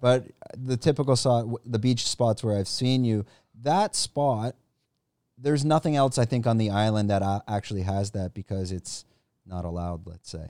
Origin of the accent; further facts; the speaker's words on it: Canada; now in Thailand; I'm from Canada